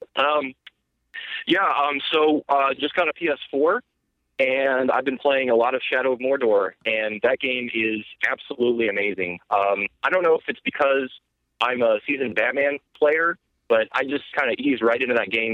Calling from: South Carolina, United States; I'm calling from South Carolina

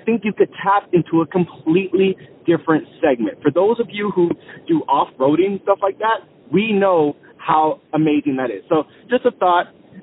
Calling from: Columbia, South Carolina, United States; I'm calling from Columbia, South Carolina.

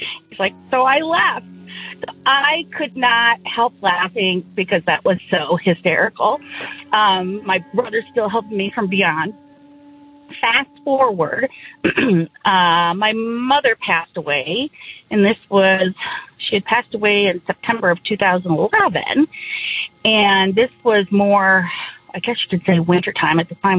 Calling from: Indiana, United States; I'm from Northern Indiana.

